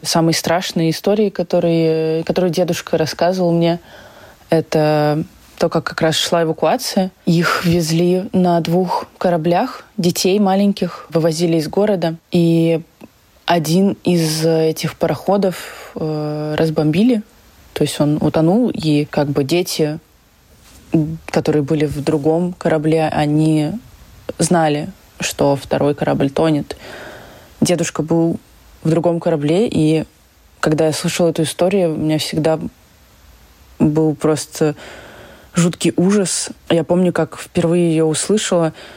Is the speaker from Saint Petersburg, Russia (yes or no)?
yes; Saint Petersburg, Russia; я выросла в Петербурге